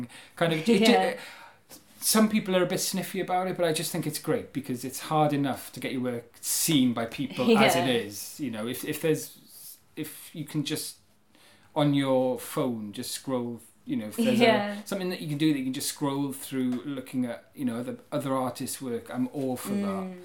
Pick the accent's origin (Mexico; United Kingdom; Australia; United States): United Kingdom; Carmarthen, Wales; now in Cardiff, United Kingdom; I grew up in Carmarthen